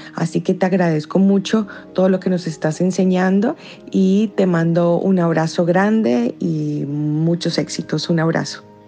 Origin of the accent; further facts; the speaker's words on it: Colombia; now in Buenos Aires, Argentina; soy colombiana, pero estoy viviendo ahorita en Buenos Aires, Argentina.